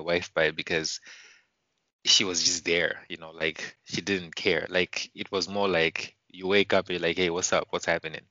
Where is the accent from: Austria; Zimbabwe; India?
Zimbabwe; Mutare, Manicaland; moved away as an adult; now in Warsaw, Poland; pretty much born and raised. Uh, it, it's called the Eastern Highlands, uh, city called Mutare